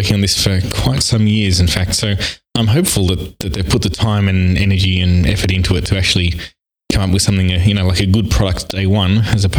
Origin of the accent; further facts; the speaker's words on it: Australia; accent: Australian; I'm from Australia.